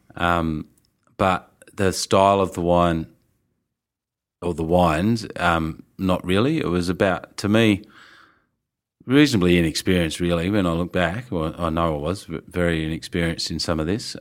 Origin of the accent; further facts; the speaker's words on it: Tasmania, Australia; moved away as an adult; also born or lived in Melbourne / Robe; we're from Tassie